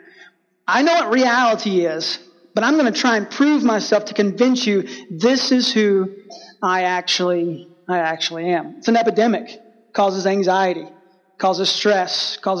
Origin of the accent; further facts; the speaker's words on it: Texas, United States; I grew up in Texas